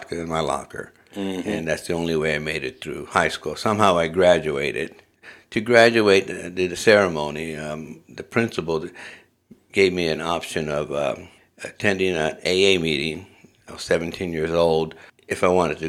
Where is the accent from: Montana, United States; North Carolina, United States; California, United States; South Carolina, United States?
California, United States; Los Angeles; moved away as an adult; now in Moscow, Idaho, United States; I grew up in Southern California in neighborhoods of Los Angeles.